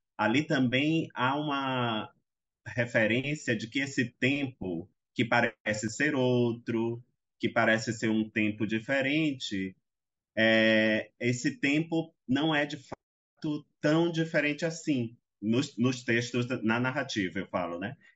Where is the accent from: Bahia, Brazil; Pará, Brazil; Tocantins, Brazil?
Bahia, Brazil; Salvador; eu nasci em Salvador, nasci num, embora morasse até próximo ao centro, era um lugar, era um, um, uma localidade mais periférica